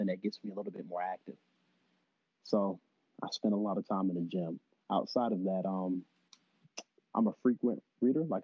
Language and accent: English; Lithonia, Georgia, United States; accent: Southern; moved away as an adult; also born or lived in Decatur, Georgia; I'm originally from Atlanta, Georgia, but if you're from the area, I was born in Decatur and raised in Lithonia